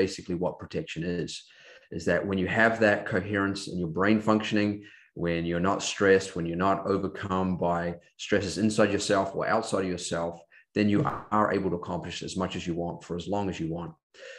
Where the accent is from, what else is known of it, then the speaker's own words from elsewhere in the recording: Auckland, New Zealand; Growing up in New Zealand, Auckland, New Zealand, I had a typical New Zealand upbringing, playing a lot of sport, especially rugby and cross country and track.